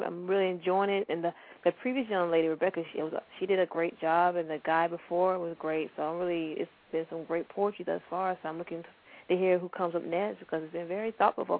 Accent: Atlanta, Georgia, United States; I'm from Atlanta.

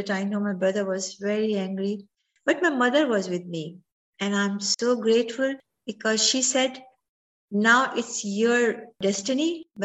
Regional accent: Ajmer, Rajasthan, India; moved away as an adult; now in United States; As I was growing up in Ajmer, Ajmer is a city in Rajasthan

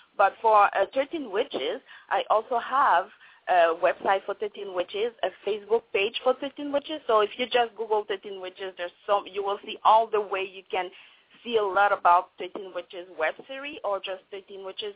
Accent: Montreal, Quebec, Canada; first language French; English is a second language; moved away as an adult; now in Vancouver, Canada; I was born in Montreal, Quebec, and then I decided to move to Vancouver

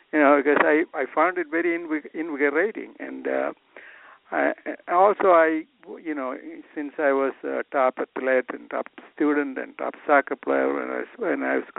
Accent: Kerala, India; moved away as an adult; now in United States; I was growing up in India

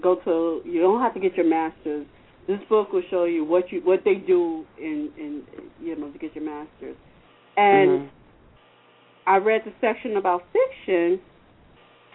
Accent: New York City, New York, United States; moved away as an adult; now in Valley Stream, United States; I'm originally from Rockaway Queens

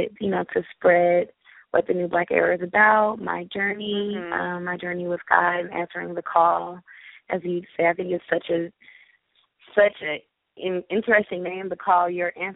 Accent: Los Angeles, California, United States; also born or lived in Grambling, Louisiana; I'm originally from Los Angeles, California. I graduated from Grambling State University. Yes, I'm a native LA Angelino.

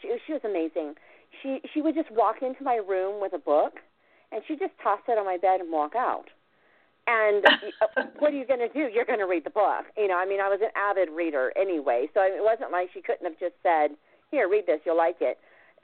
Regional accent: Oklahoma, United States; I was born in Oklahoma to an Okie father

